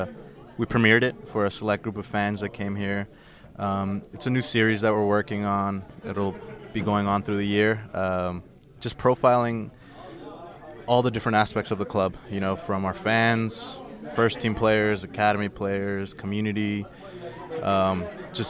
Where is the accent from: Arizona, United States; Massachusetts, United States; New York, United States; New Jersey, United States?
New Jersey, United States; Jersey City; I was born and raised in Jersey City